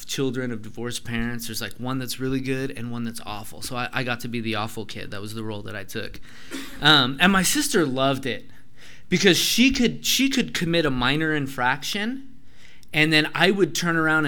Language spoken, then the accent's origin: English; Grass Valley, California, United States; I was born in Grass Valley.